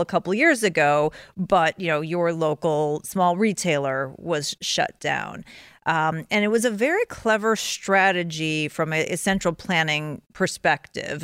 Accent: Chicago, Illinois, United States; I'm from Chicago

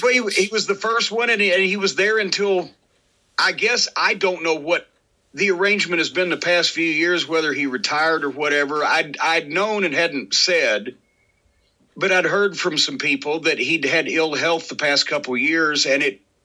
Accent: the South, United States; I was from the South

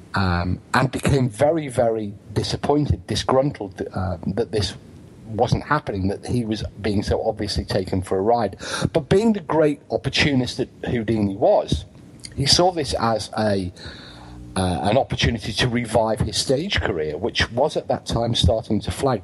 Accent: United Kingdom

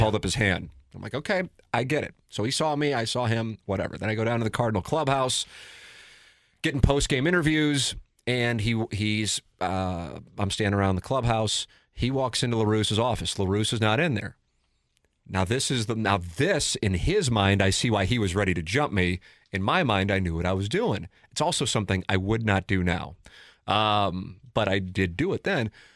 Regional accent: St. Louis, Missouri, United States; I work at Cam over here in Saint Louis

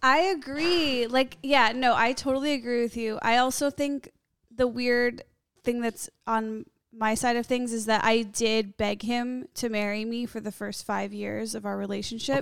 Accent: Skokie, Illinois, United States; I grew up in Skokie. It's a suburb of Chicago

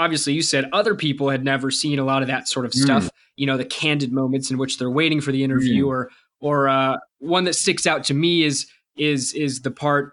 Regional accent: United States

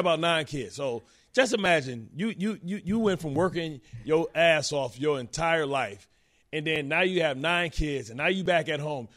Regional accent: Detroit, Michigan, United States; I'm from Detroit

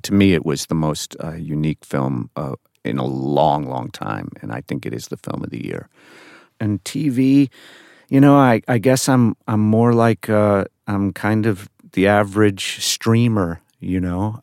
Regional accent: New York, United States; I'm from New York

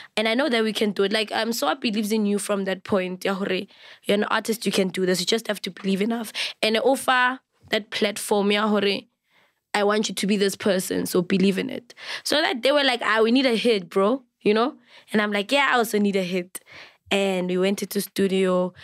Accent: South Africa; I'm a full Venda Pay bloodline, but I was raised by a very beautiful Sotho woman.

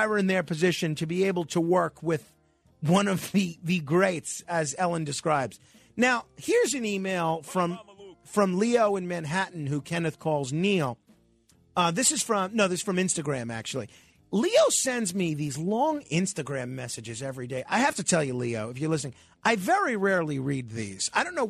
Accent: Germany; English is a second language; moved away as an adult; now in New York, United States; I'm a car guy all my life and was for years owner of car dealership in Stuttgart when I came from Germany to New York.

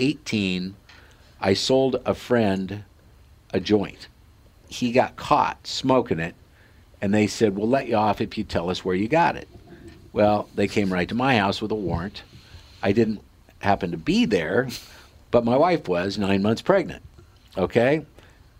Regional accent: Sidney, Nebraska, United States; born or raised there

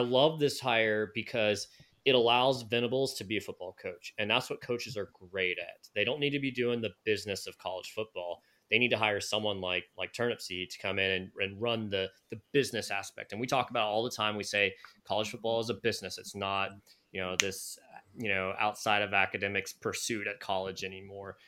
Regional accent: Raleigh-Durham area, North Carolina, United States; when I was growing up in the Raleigh-Durham area

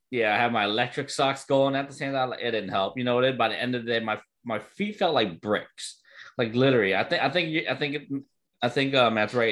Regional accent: New Jersey, United States; I'm from Jersey, so I know what combat fishing is

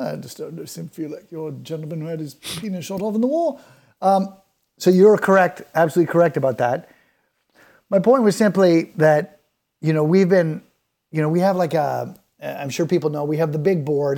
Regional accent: Canada; being Canadian

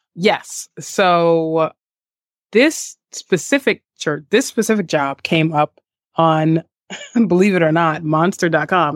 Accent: New York City, New York, United States; also born or lived in San Diego; I'm from Staten Island, New York. I grew up in the neighborhood of Mariners Harbor on Staten Island

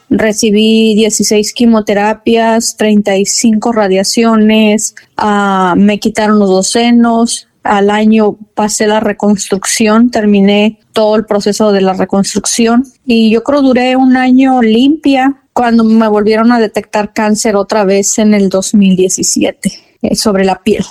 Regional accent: Ébano, San Luis Potosí, Mexico; Yo soy originaria de San Luis Potosí, de Ébano, San Luis Potosí

